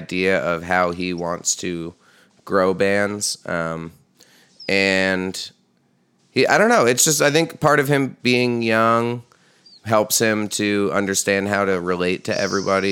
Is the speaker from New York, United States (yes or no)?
yes; Hudson Valley, New York, United States; when we were growing up in the Hudson Valley